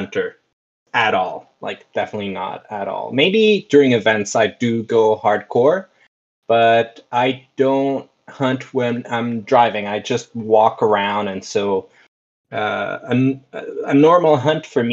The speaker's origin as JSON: {"language": "English", "country": "El Salvador", "second_language": "English", "moved": "as an adult", "lives_now": "Canada", "said": "I'm originally from El Salvador, but I moved away to study, and now I'm living in Canada"}